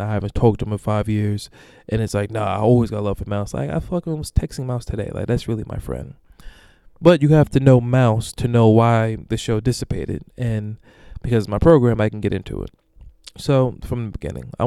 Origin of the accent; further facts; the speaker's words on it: Long Island, New York, United States; I'm from Long Island